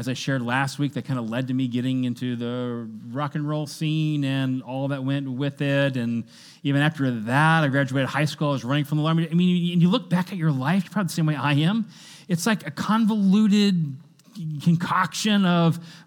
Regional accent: Kentucky, United States; I was born in Kentucky.

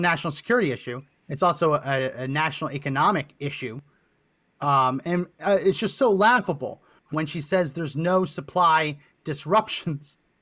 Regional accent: Linden, New Jersey, United States; I grew up in New Jersey, Linden, that area of New Jersey

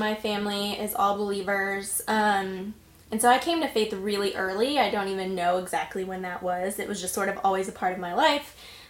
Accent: Terrell, Texas, United States; I'm from Texas originally. I grew up just east of Dallas in a town called Terrell.

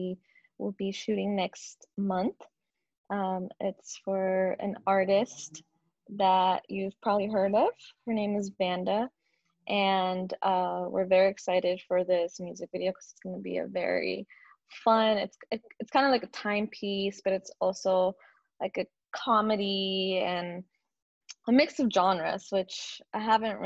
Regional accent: San Diego, California, United States; now in Los Angeles, United States; I was born and raised in San Diego, actually. San Diego, California

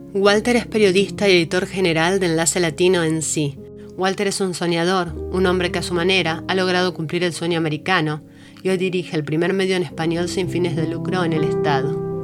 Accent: Argentina; now in North Carolina, United States; migrante argentina, viviendo en Carolina del Norte

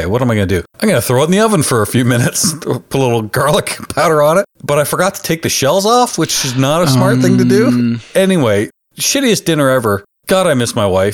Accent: Canada; I'm Canadian

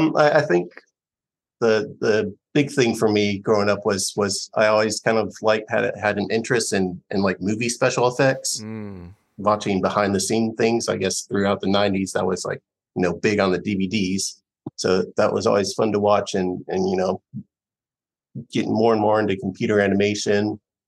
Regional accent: Georgia, United States; also born or lived in Kentucky; I'm from, well, I was born in Kentucky, but I moved here when I was 5. So I've been in Georgia pretty much my whole life.

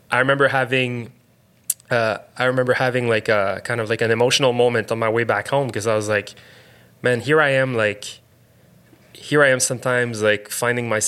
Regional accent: South Shore, Quebec, Canada; we're from the South Shore

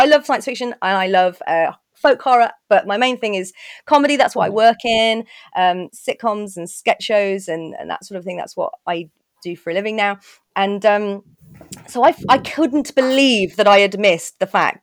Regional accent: Birmingham, West Midlands, United Kingdom; I grew up in Birmingham

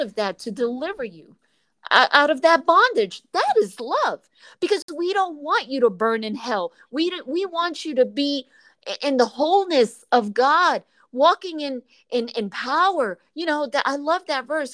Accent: New York, United States; moved away; I'm from New York originally

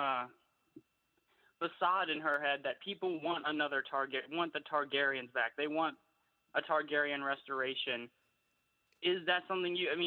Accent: Louisiana, United States; I'm from all the way here down south in Louisiana, of all places.

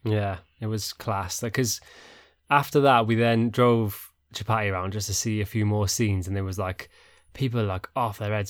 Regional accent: United Kingdom; we're so British

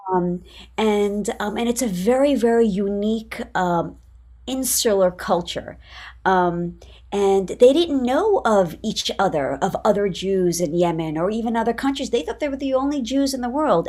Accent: New York City, New York, United States; I'm from New York City

